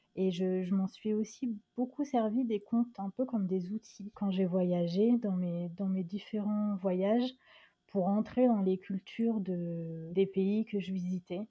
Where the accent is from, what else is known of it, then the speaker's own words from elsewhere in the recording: France; also born or lived in Dakar, Senegal; la France, c'est chez moi, c'est mon pays.